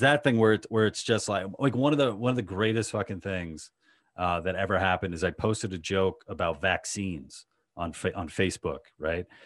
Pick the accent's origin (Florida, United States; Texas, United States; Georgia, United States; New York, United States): New York, United States; New York, in Queens